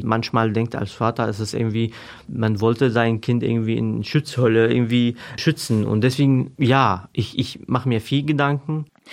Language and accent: German; Syria; German is a second language; moved away as an adult; now in Hameln, Germany; ich komme ursprünglich aus Syrien